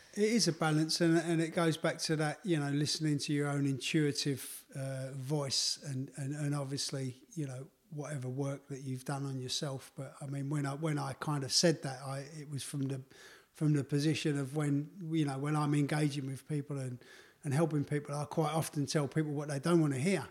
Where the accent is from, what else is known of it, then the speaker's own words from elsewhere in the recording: London, United Kingdom; my life growing up in the East End of London